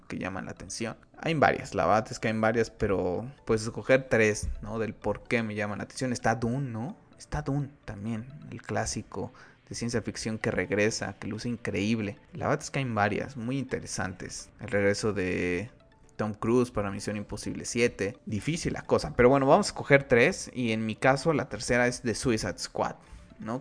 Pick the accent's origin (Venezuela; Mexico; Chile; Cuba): Mexico; aquí en mi país